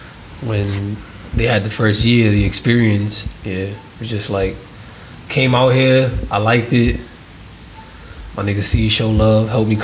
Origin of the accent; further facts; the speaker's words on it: New York City, New York, United States; moved away as an adult; Yeah, I lived in Harlem my whole life. Went to the Bronx for a little bit, but it was more like staying with grandparents